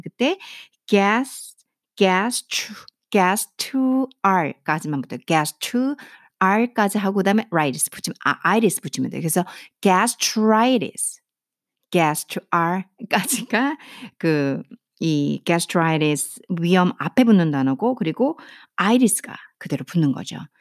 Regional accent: South Korea; first language Korean; 한국말이 제 모국어잖아요

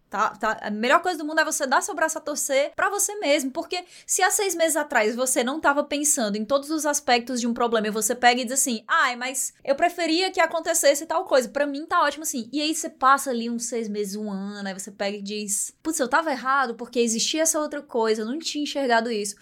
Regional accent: Ceará, Brazil; accent: cearense; eu sentia muito essa necessidade de tentar mascarar muito o meu sotaque em vários momentos, porque existia um estranhamento ainda muito grande com o sotaque cearense

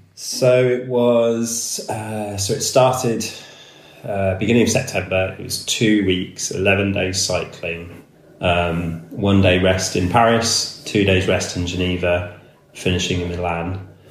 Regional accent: Somerset, South West England, United Kingdom; also born or lived in Canada; I grew up in Somerset in the hills.

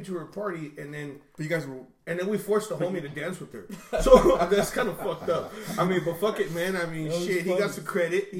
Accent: Portland, Oregon, United States; But then again, we're from North Portland.

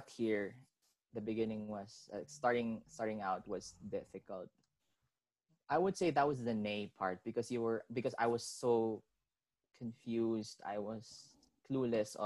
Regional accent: Manila, Metro Manila, Philippines; I was born and raised in Manila.

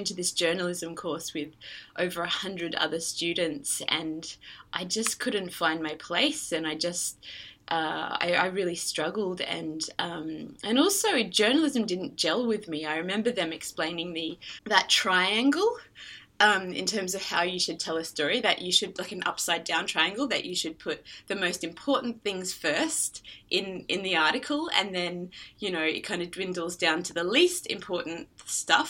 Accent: Queensland, Australia; I grew up in Australia in the state of Queensland

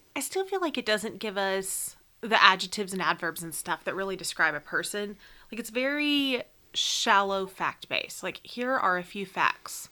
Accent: United States; we as an American people

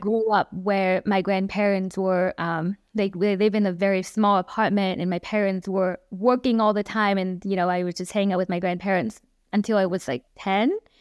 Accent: Hanoi, Vietnam; moved away as an adult; also born or lived in Texas; I grew up in Vietnam, um, eighteen years in Vietnam, in Hà Nội, Vietnam.

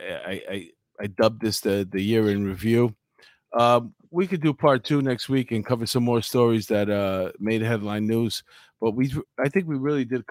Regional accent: New York City, New York, United States; this has been a wonderful ride here in New York for my whole life, and you know, I'm a New Yorker at heart

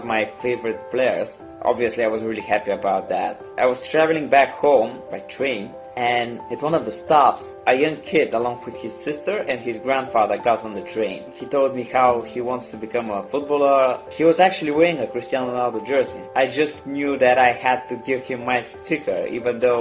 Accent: Bulgaria; I'm from Bulgaria

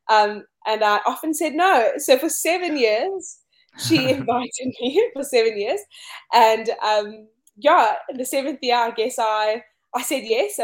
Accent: Cape Town, Western Cape, South Africa; I grew up here in Cape Town, South Africa

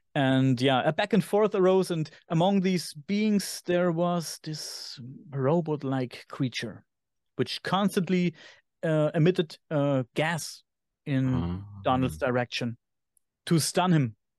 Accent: Germany; accent: German; English is a second language; my German accent

